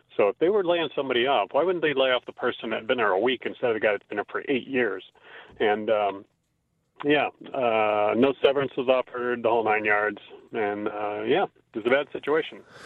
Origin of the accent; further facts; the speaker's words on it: California, United States; moved away as an adult; now in Canada; I'm from California, and I was working at a dealership for eight years there